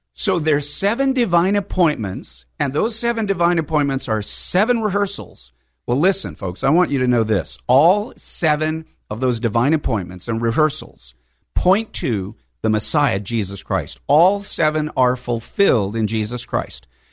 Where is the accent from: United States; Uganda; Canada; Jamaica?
United States; El Cajon, California; I'm a, a local San Diegan. I was born and, born and raised in East County, in El Cajon